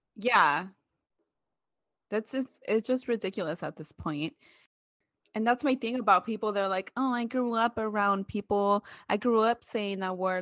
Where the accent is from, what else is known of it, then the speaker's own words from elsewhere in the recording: Oakland, California, United States; moved away; also born or lived in Central Valley, California; I moved from Oakland to the Central Valley of California